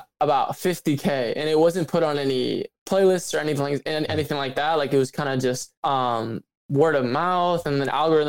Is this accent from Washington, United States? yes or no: no; Glenview, Illinois, United States; I grew up just north of Chicago in a suburb called Glenview